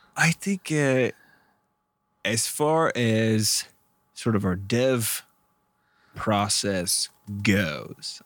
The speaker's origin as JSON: {"language": "English", "region": "Midwest", "country": "United States", "tie": "born or raised there", "said": "where I grew up, we grew up in the Midwest in the United States"}